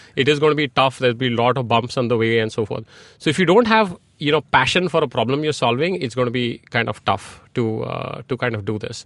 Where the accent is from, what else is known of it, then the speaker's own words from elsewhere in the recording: India; moved away as an adult; also born or lived in Silicon Valley, United States; I grew up in India